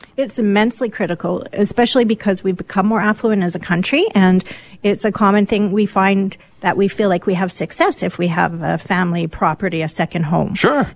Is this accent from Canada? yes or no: yes; Vancouver, British Columbia, Canada; moved away; I was actually born in Vancouver and it's my hometown.